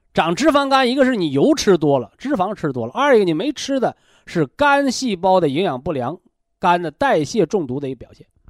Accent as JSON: {"language": "Chinese", "country": "China"}